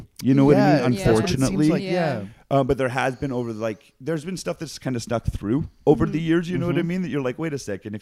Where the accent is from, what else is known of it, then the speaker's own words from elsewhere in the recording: Calgary, Alberta, Canada; growing up in Calgary